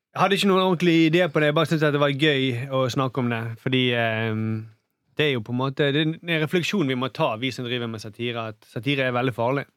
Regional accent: Bergen, Vestland, Norway; jeg er jo bergenser

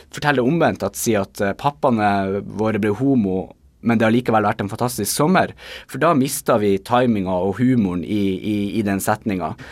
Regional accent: Bodø, Nordland, Norway; accent: Bodø dialect; now in Tromsø, Norway; det er jo min dialekt som jo er Bodø-dialekter, som etter hvert er blitt litt utvanna av en god del år eh, som jeg har bodd i Tromsø.

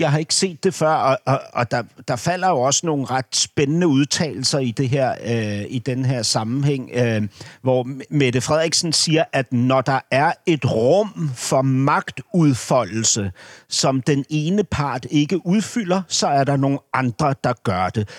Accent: Denmark; som dansker

